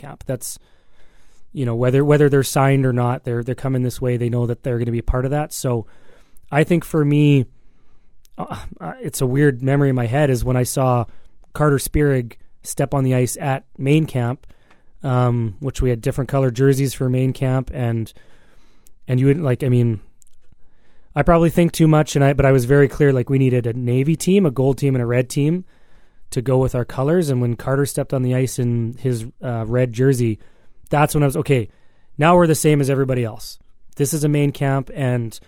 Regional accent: Alberta, Canada; moved away as an adult; also born or lived in British Columbia; I'm also not from here. Like, you know, I grew up in Alberta and I lived in BC

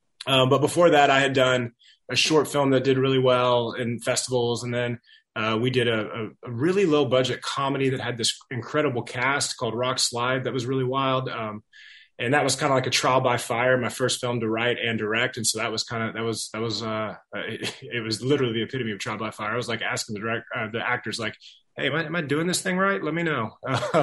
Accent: Dallas, Texas, United States; moved away as an adult; also born or lived in Los Angeles; I grew up in Dallas, and then when I was 18, I moved out with my best friend

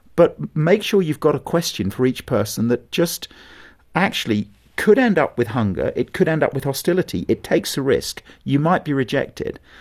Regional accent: England, United Kingdom

